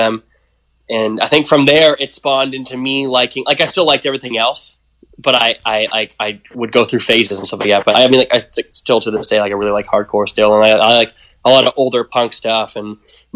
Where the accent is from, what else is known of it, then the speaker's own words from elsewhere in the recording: Pickering, Ontario, Canada; also born or lived in Scarborough, Toronto; now in Toronto, Canada; I was born in Scarborough, raised in, like, Pickering